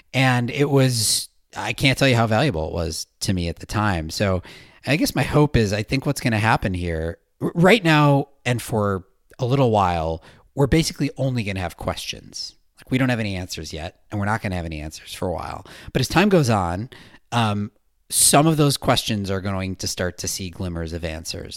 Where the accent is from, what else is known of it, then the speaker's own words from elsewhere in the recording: United States; also born or lived in Australia; my home country